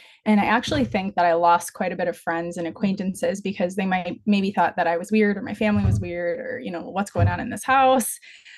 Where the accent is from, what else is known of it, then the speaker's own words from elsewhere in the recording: Midwest, United States; I was raised in the Midwest with a stable, fun childhood.